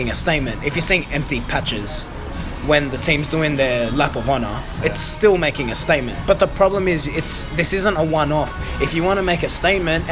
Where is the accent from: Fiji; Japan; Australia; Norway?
Australia; we come from Australia